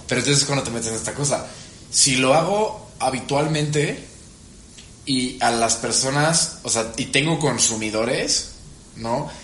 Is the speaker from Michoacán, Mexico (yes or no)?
no; Veracruz, Mexico; Yo soy de Veracruz